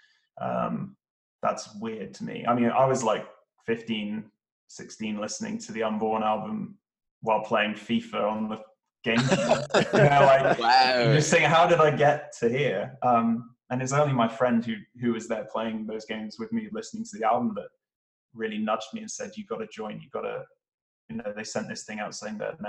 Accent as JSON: {"language": "English", "town": "Bristol", "region": "South West England", "country": "United Kingdom", "tie": "born or raised there", "said": "Bristol, which is my hometown in England"}